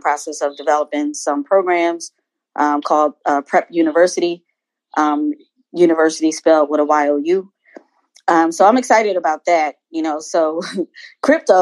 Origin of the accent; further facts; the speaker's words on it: Philadelphia, Pennsylvania, United States; now in Maryland, United States; I'm from the Philadelphia area. I live in Maryland now